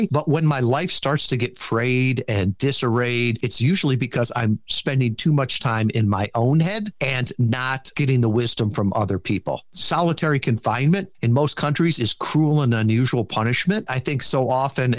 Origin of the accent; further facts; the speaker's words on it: Kalamazoo, Michigan, United States; I'm from Kalamazoo, Michigan